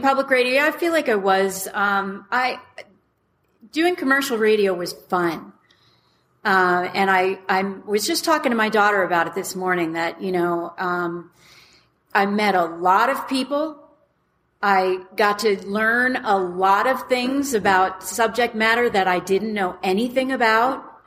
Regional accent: Westfield, New Jersey, United States; moved away as an adult; also born or lived in Elizabeth, New Jersey / New York City; now in Colorado, United States; when I grew up in New Jersey, in Westfield, New Jersey

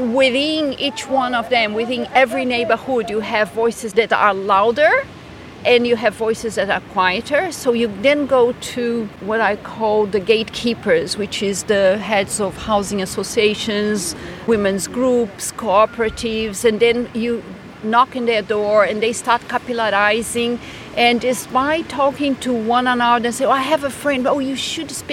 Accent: Brazil; moved away as an adult; now in Scotland; I am Brazilian

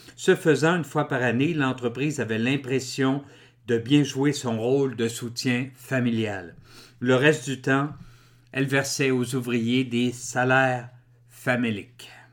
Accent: Drummondville, Quebec, Canada; Je suis né en 1960 à Drummondville

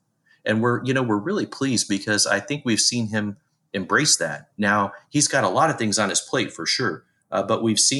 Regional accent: Indiana, United States; I grew up in the Midwest here in the United States, in Indiana specifically

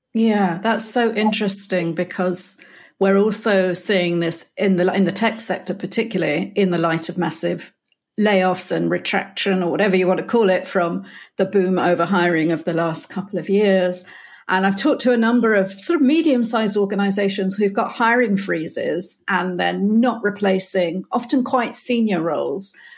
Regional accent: United Kingdom; moved away; a Brit stranded in Europe

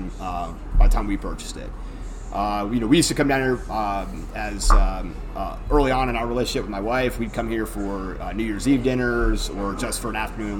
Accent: Bolivar, Ohio, United States; I'm from Bolivar.

